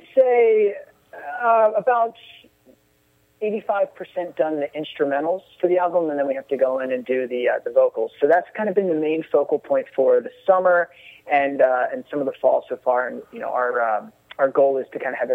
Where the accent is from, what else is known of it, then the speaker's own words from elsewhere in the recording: outside of Philadelphia, Pennsylvania, United States; now in Brooklyn, United States; Brian and I are brothers, and we grew up outside of Philadelphia